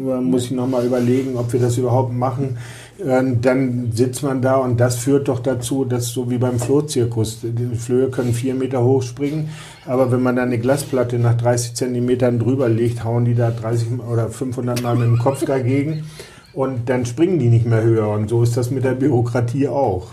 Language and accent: German; Lüneburg, Lower Saxony, Germany; now in Bremen, Germany; ich komme ja aus Lüneburg